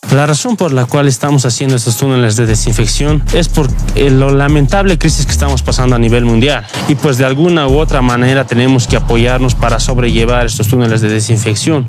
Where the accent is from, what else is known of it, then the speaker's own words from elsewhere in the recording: El Alto, La Paz, Bolivia; mi población, a mi pueblo alteño, a mi gente paseña, a los chucutas y a toda mi población de Bolivia